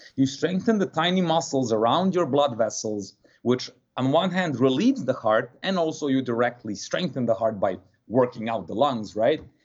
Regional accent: Serbia; moved away as an adult; also born or lived in New Jersey / Martha's Vineyard, Massachusetts / West Palm Beach, Florida; now in Miami, United States; I do not want to live the adult life in Serbia

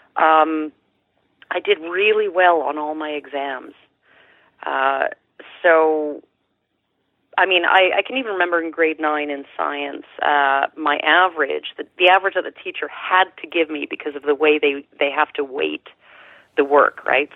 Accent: Sherwood Park, Alberta, Canada; I was born just outside of Edmonton, just east of Edmonton, and uh, it was a then small town of maybe smallish town of maybe uh, ten thousand people, called Sherwood Park.

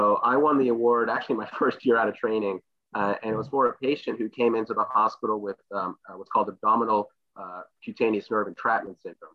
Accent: Morgantown, West Virginia, United States; moved away as an adult; also born or lived in Atlanta, Georgia / Durham, North Carolina / Baltimore, Maryland; I was born in Atlanta, Georgia, but I grew up in Morgantown, West Virginia

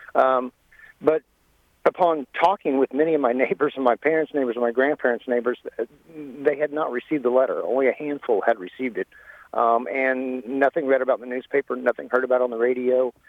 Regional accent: Paoli, Indiana, United States; I grew up in Orange County, Indiana, south of Paoli in Greenfield Township

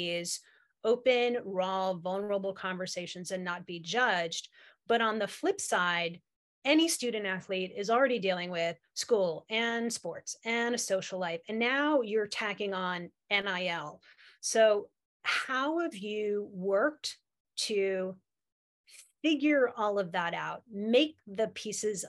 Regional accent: New Jersey, United States; I grew up in New Jersey

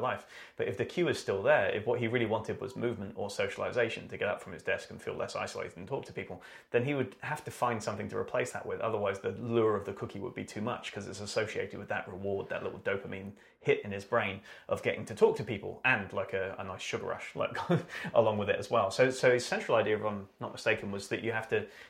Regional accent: United Kingdom; I am British

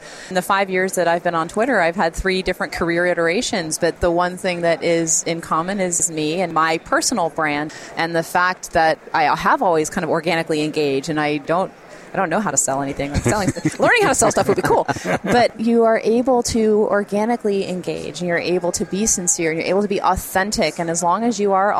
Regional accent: Jacksonville, Florida, United States; I'm this girl from Jacksonville.

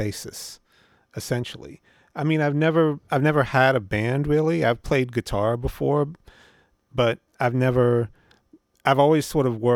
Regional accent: Norfolk, Virginia, United States; moved away; also born or lived in California; I grew up in Norfolk, Virginia

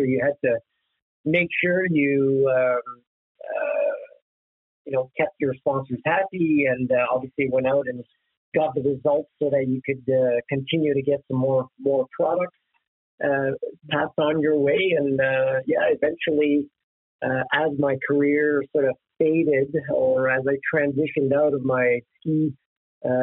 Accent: Sarsfield, Ontario, Canada; originally I'm from the Ottawa area, a little small town, very agricultural town of Sarsfield in Ontario

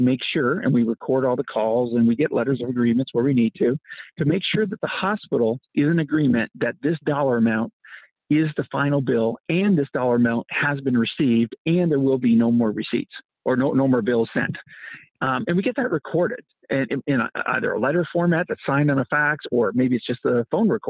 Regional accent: Canada; moved away as an adult; now in United States; I came here as a Canadian

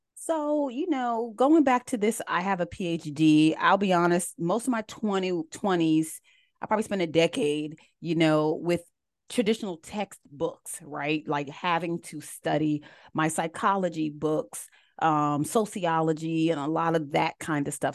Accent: United States; also born or lived in Columbia, South Carolina; I actually grew up right outside of D C. They call it the D M V area

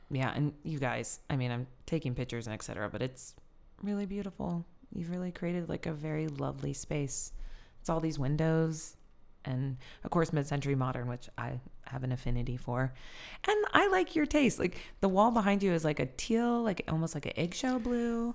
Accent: Sioux City, Iowa, United States; moved away; also born or lived in Apalachicola, Florida / Philadelphia; I'm from Sioux City

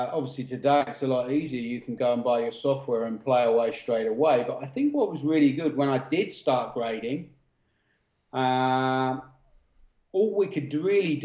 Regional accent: United Kingdom; moved away as an adult; also born or lived in London; now in Brisbane, Australia; both from the UK and from now in Australia

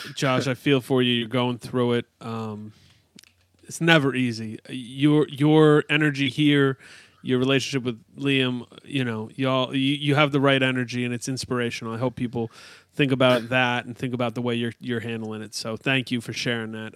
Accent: upstate New York, United States; as a suburban kid in upstate New York

